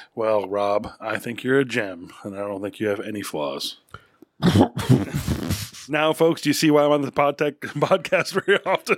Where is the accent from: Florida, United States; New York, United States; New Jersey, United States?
New York, United States; now in Texas, United States; I grew up partially in New York. But we came down here